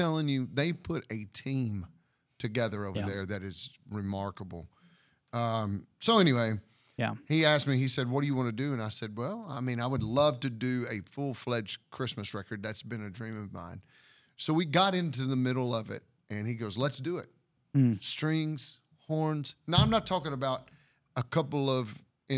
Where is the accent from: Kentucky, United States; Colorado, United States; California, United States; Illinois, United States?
Kentucky, United States; I'm from Kentucky